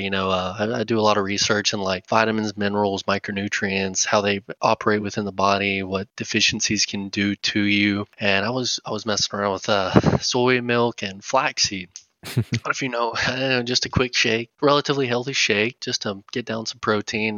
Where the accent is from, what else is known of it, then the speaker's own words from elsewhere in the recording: McLean, Texas, United States; moved away as an adult; also born or lived in Pampa, Texas / Amarillo, Texas; now in Dallas, United States; I spent most of my life in McLean, Texas, which is east of Amarillo